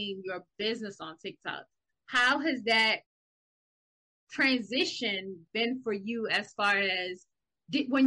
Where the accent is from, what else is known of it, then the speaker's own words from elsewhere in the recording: South Carolina, United States; accent: Geechee/Gullah; we from South Carolina. And we speak a language called Dichigala